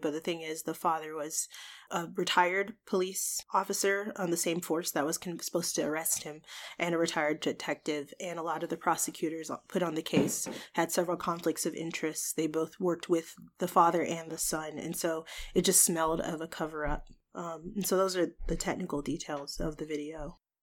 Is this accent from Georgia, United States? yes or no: yes; Georgia, United States; moved away as an adult; now in Washington, D.C. area, United States; I'm from Georgia. I'm born and raised, uh, the only time I've not lived in the state of Georgia was in the past two years when I moved to, um, the D C area